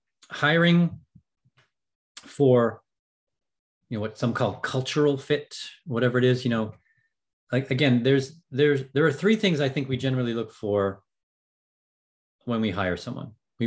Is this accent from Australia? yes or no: no; Ireland; I'm an Irishman